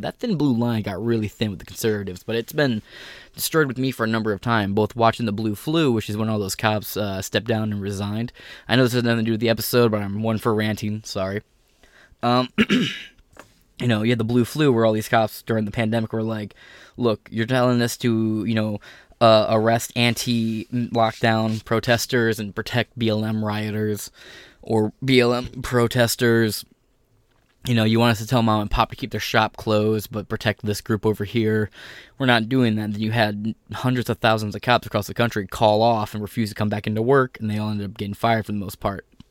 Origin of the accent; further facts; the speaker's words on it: United States; as an American